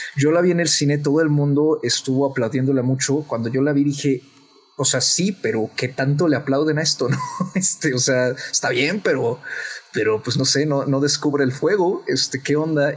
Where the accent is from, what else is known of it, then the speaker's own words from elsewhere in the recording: Mexico; nosotros como mexicanos